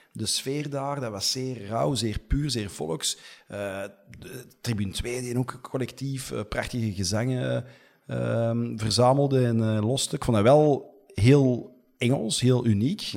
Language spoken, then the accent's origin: Dutch; Antwerp, Flanders, Belgium; also born or lived in Merksem; mijn eh, ouders woonden toen al in Deurne en ik ben gewoon eh, opgegroeid in Deurne.